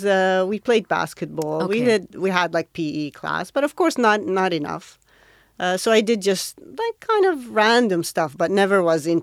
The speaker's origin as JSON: {"language": "English", "town": "Riyadh", "region": "Riyadh Province", "country": "Saudi Arabia", "tie": "born or raised there", "lives_now": "Jeddah, Saudi Arabia", "said": "I was born in Riyadh, and I went to school in Riyadh. I'm originally from Mecca, but my dad had moved to Riyadh for a job, and I lived there most of my adult life until I got married, and then I moved to Jeddah."}